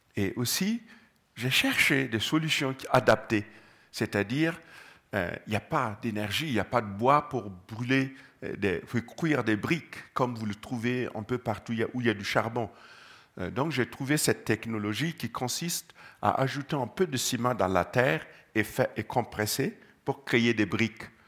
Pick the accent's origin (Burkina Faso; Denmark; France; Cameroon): Burkina Faso; Gando, Centre-Est; je suis né au Burkina, précisément à Gando